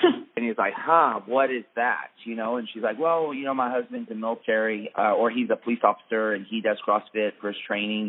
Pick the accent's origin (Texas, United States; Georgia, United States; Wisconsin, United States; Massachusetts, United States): Texas, United States; Lubbock; grew up in West Texas, up in Lubbock